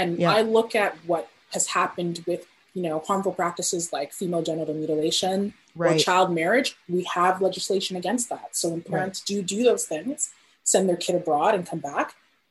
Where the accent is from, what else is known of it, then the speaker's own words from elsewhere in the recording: Ghana; now in Canada; I'm Ghanaian Canadian. So I have roots in Ghana, and I'm very connected to what's happening in my home country.